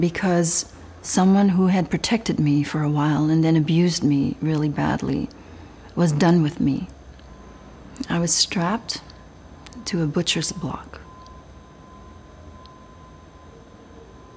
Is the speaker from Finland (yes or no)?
no; Belgium; I was raised in Belgium